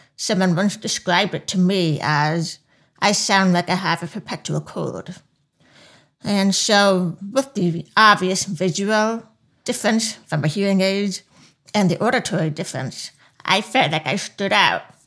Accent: Long Island, New York, United States; accent: deaf accent; now in Washington, D.C., United States; I grew up in Long Island, New York

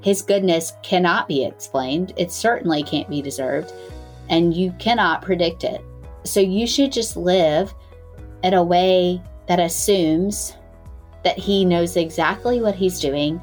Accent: Greenville, North Carolina, United States; I am from Greenville, North Carolina

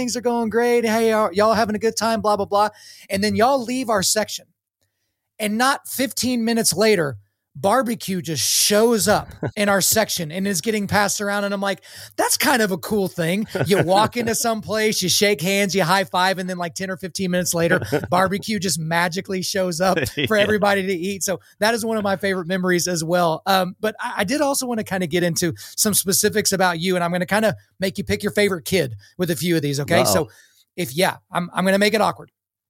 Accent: Oklahoma, United States; moved away as an adult; also born or lived in New York City; I swear I grew up in Oklahoma

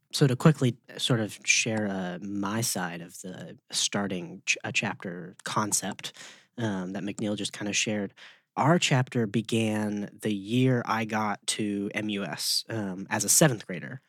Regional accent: Memphis, Tennessee, United States; I've been in Memphis since I was born here

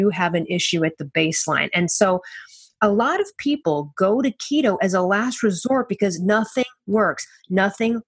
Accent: Chicago, Illinois, United States; I'm from Chicago

